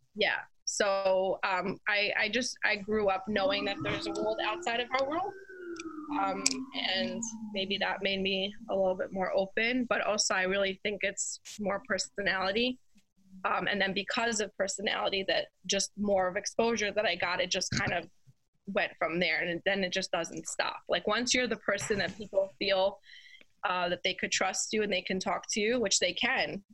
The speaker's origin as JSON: {"language": "English", "town": "New York City", "region": "New York", "country": "United States", "tie": "born or raised there", "said": "I grew up in Crown Heights, Brooklyn, New York"}